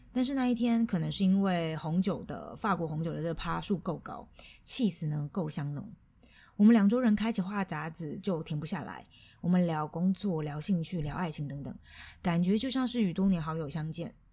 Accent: Chiayi, Taiwan; moved away as an adult; now in Germany; 从小就在嘉义卡拉 OK 受到专业喝酒训练的我

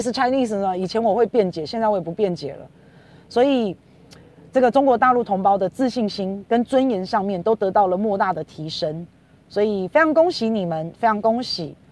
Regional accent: Taiwan; 我们台湾人也要加油啊

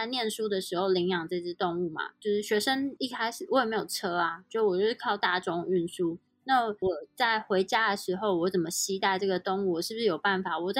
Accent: Switzerland; 但是如果像在瑞士，基本上来说，英文都不是我们母语

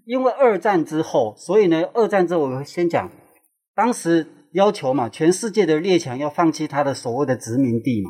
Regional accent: Neipu, Pingtung County, Taiwan; 我是来自屏东，啊，内埔

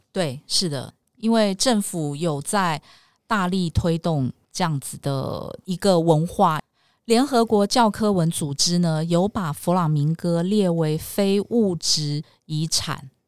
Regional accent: Taiwan; moved away as an adult; also born or lived in Madrid, Spain; 我们台湾人

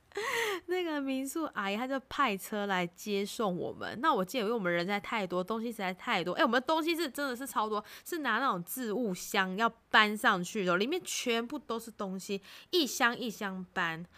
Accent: Taiwan; 我们台湾人

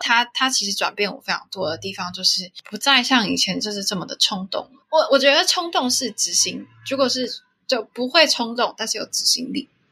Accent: Taiwan; moved away as an adult; also born or lived in Singapore; 我其实是一个台湾出，出生的小孩

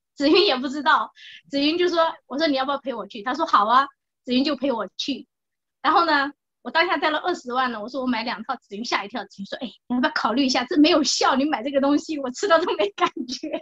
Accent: Anhui, China; moved away as an adult; now in Taiwan; 我是安徽的

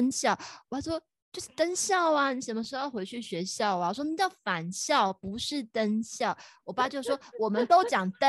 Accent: Taiwan; 我其实我不是我是台湾人

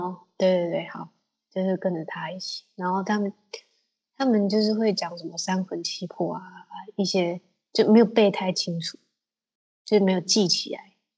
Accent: Taiwan; 我是台湾人

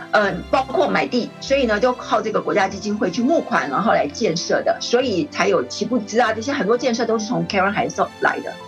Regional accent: Taiwan; 我们这个比较封闭的中华民国台湾

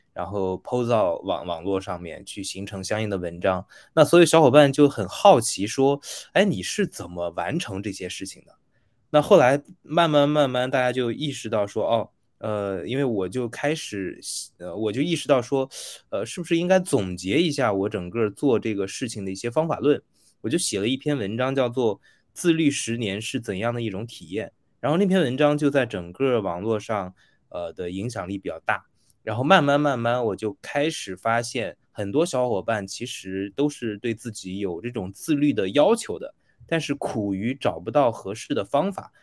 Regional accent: China; 我们大陆这边

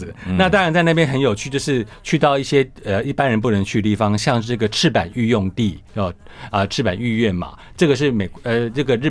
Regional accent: Taiwan; now in Washington, D.C., United States; 对，我台湾人。

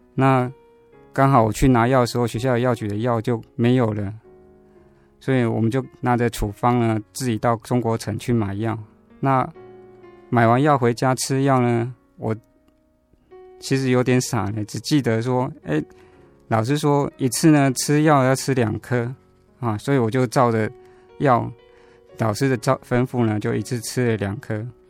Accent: Taiwan; 我其实是出生在台湾的传统信仰家庭啊

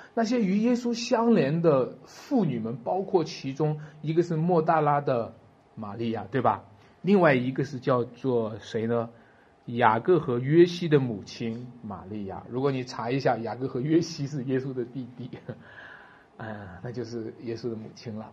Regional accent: China; 我们中国人

